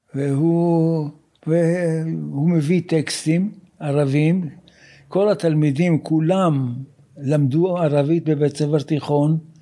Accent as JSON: {"language": "Hebrew", "town": "Haifa", "region": "Haifa District", "country": "Israel", "tie": "born or raised there", "also_born_or_lived": "Jerusalem", "said": "אני נולדתי ב-1937 בחיפה. אני בא ממשפחה שנמצאת בארץ הרבה מאוד דורות"}